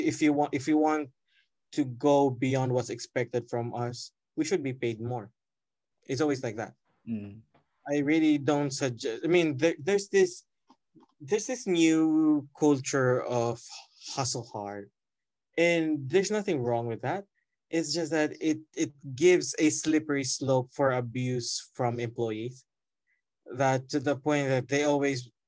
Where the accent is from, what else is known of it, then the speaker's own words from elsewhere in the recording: Cordova, Central Visayas, Philippines; the classes are all in Basak, and I'm from Cordoba. It's a 3-hour commute every day